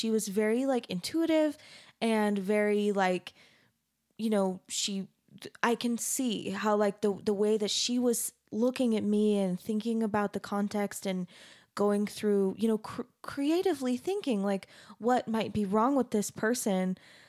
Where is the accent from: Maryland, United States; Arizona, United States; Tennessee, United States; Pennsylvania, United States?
Arizona, United States; Phoenix; I grew up in Arizona, so.